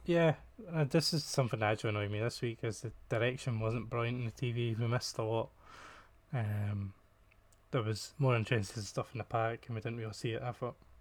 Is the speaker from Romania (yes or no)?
no; Scotland, United Kingdom; I'm Scottish and I can't pronounce these things.